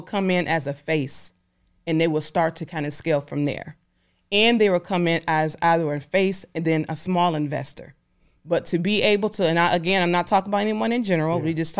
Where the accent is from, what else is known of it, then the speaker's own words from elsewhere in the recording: Detroit, Michigan, United States; I'm a person, I'm from Detroit, I'm down to earth.